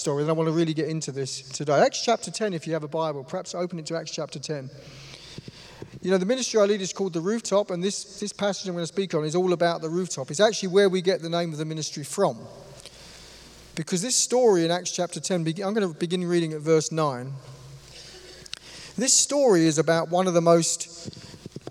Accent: London, United Kingdom; I come from London, or just the east side of London.

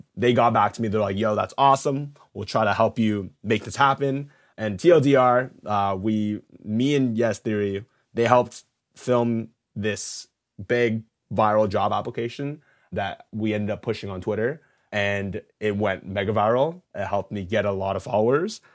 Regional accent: Canada; moved away as an adult; now in New York, United States; I'm Canadian, but I moved to to New York to do this job

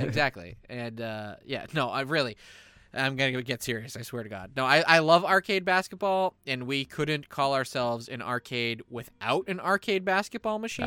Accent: United States; we're American.

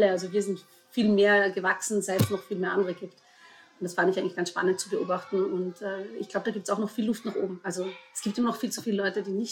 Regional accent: Vorarlberg, Austria; äh, ich komme aus Vorarlberg, auch wenn ich meinen Dialekt inzwischen gut vertuschen kann.

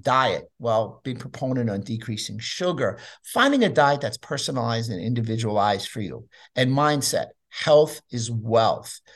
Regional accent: New York City, New York, United States; I grew up in New York City

